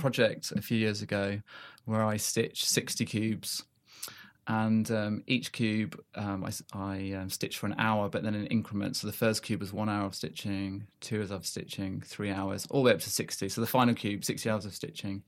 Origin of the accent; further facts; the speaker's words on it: South Africa; also born or lived in Manchester; now in United Kingdom; I grew up in South Africa, um, came back to the U K in ninety-three.